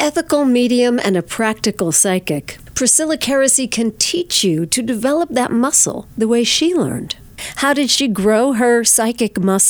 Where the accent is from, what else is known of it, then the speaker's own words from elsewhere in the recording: Verplanck, New York, United States; a live event in my hometown of Verplank.